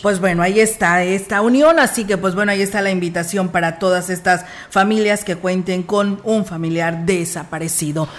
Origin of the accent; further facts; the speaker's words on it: San Luis Potosí, Mexico; somos parte de San Luis Potosí